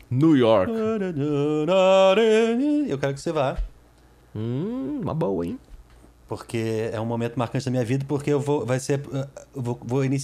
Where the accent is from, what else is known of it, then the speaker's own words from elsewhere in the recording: Lisbon, Portugal; Lisboa, mas Lisboa minha terra, minha casa.